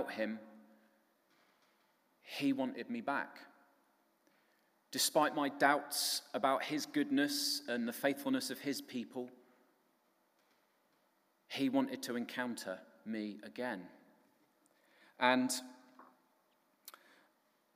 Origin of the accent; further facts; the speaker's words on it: Cornwall, South West England, United Kingdom; also born or lived in Midlands; I moved back home to Cornwall from the Midlands